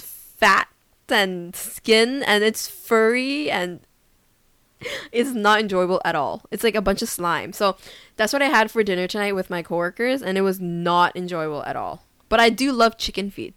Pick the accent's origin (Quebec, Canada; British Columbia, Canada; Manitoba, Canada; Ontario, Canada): British Columbia, Canada; Vancouver; moved away as an adult; now in South Korea; I'm Canadian, proud to be Canadian from Vancouver, British Columbia